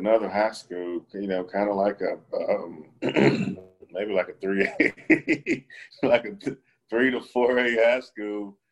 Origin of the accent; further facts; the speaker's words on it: LaGrange, Georgia, United States; moved away; They went down to my hometown and got a defensive lineman from Troop High School from LaGrange, Georgia.